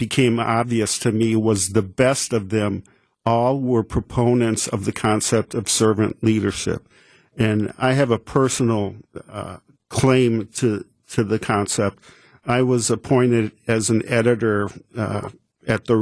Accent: Oak Creek, Wisconsin, United States; I grew up in Oak Creek, and I actually live there now

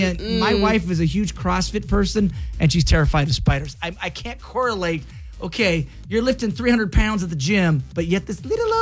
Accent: United States; growing up on the Grand Ronde River

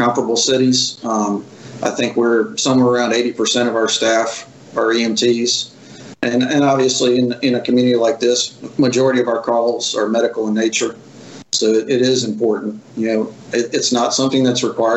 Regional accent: Diamondhead, Mississippi, United States; It's my community. I grew up here.

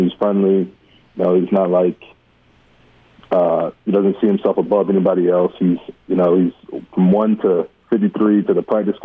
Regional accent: Baton Rouge, Louisiana, United States; I grew up in Baton Rouge

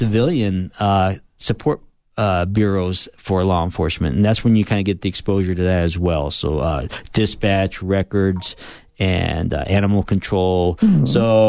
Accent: Arizona, United States; I'm an Arizona native, and actually come from a family of law enforcement

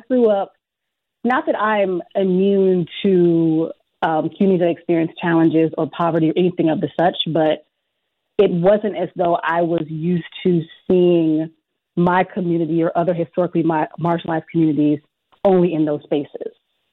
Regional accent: Prince George's County, Southern Maryland, United States; moved away as an adult; also born or lived in Richmond, Virginia / Washington, D.C.; now in Wisconsin, United States; I'm from Southern Maryland, a county called PG County

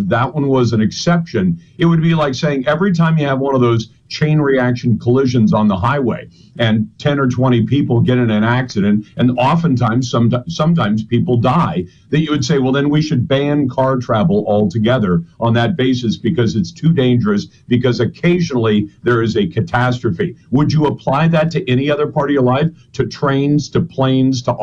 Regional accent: Taiwan; born there; I was born in Taiwan because my mom and dad were in the U.S. Navy, and my dad was deployed at that time, and my mom went to join him.

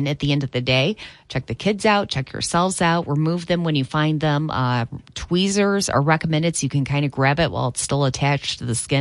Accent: Three Rivers, Michigan, United States; growing up in the Centerville and Three Rivers area

